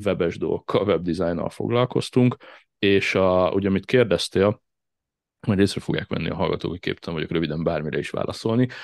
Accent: Szigetszentmiklós, Pest, Hungary; also born or lived in Budapest / Ráckeve; a Ráckeve sziget Miklós tengelyen nőttem fel, a Csepel-szigeten

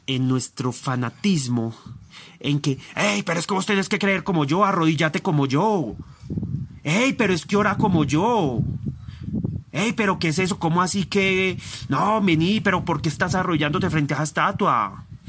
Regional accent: Envigado, Antioquia, Colombia; Yo soy aquel de Envigado. Yo soy aquel de Colombia.

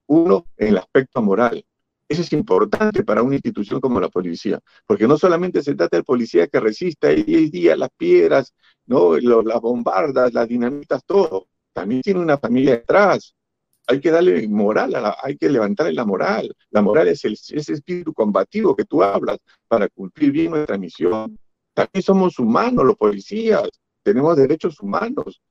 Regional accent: Peru; todos los peruanos que luchamos por la democracia

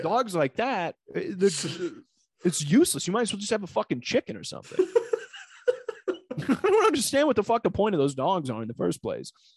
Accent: Northwest Ohio, United States; moved away; I'm from Northwest Ohio. Going home this week

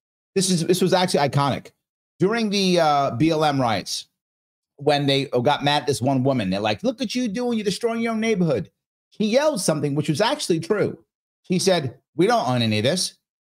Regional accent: Bronx, New York, United States; When I was growing up in the Bronx as a kid in the 70s, right, most of the local stores were owned by local people.

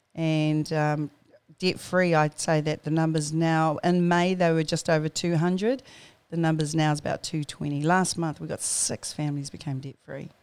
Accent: Auckland, New Zealand; born and bred in New Zealand and, um, good old Tamaki Makoto. Uh, I grew up out at Mangere

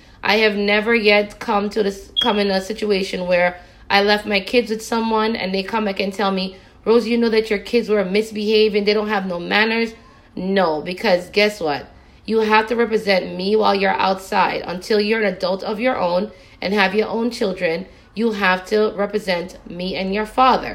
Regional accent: Jamaica; When I was growing up in Jamaica with my mother

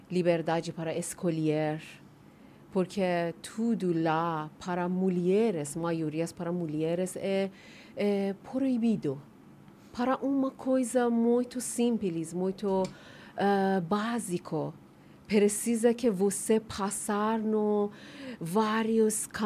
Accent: Tehran, Tehran Province, Iran; Portuguese is a second language; moved away as an adult; now in Brazil; Nós nascemos no Teherã, capital do Irã.

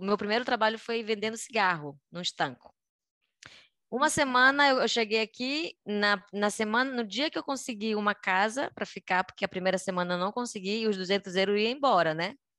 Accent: Belém, Pará, Brazil; moved away as an adult; also born or lived in Rio de Janeiro, Brazil; now in Madrid, Spain; eu sou de Belém do Pará, nascida e crescida é, até os 18 anos, quando eu fui embora de Belém.

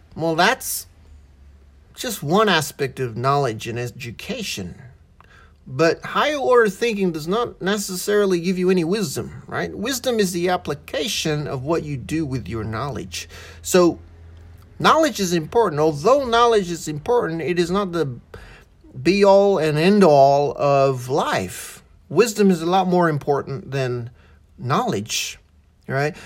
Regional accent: Australia; first language English; also born or lived in Malaysia; I was born in Malaysia, grew up in Australia, I have an Australian citizenship.

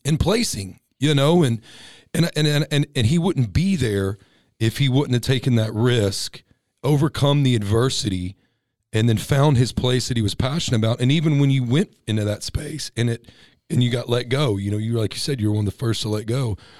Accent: Texas, United States; now in California, United States; I'm a Texas boy

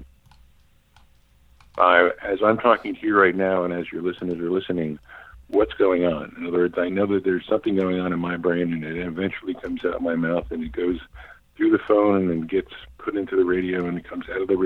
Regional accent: New York City, New York, United States; moved away as an adult; also born or lived in Cambridge, Massachusetts / Boston; I grew up in Manhattan. I was born and raised there.

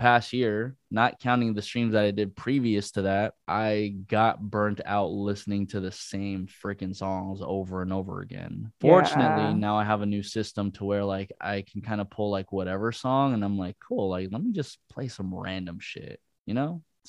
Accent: Bay Area, California, United States; now in Los Angeles, United States

